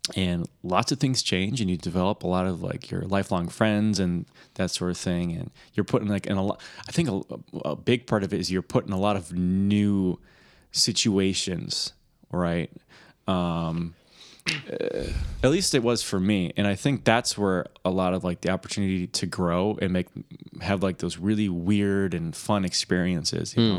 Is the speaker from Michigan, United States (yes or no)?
yes; Michigan, United States; accent: Michigan accent; I'm from Michigan